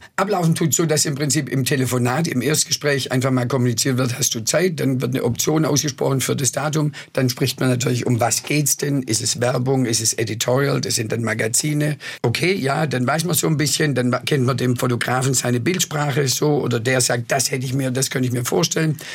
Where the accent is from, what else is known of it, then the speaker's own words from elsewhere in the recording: Swabia, Baden-Württemberg, Germany; accent: Swabian; first language Swabian; also born or lived in New York / Madrid; weder Englisch noch Spanisch konnte, also nur Schwäbisch konnte